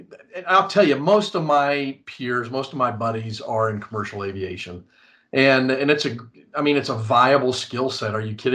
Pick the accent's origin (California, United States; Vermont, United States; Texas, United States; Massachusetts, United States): Texas, United States; San Antonio; I'm originally actually from San Antonio, Texas, and a brat myself. So moved around a lot, but did most of my growing up really here in San Antonio.